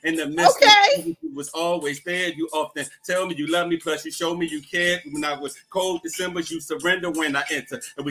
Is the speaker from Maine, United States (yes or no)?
no; Washington, District of Columbia, United States; I am a born and raised Washingtonian. I was born and raised in Washingtonia